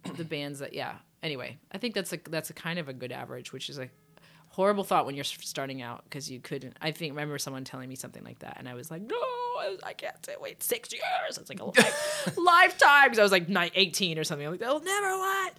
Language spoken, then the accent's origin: English; England, United Kingdom; moved away; I grew up in England.